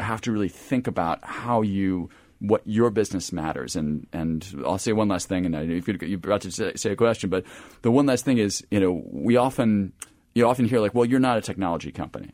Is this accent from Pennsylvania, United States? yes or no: yes; Philadelphia, Pennsylvania, United States; being in the Philadelphia area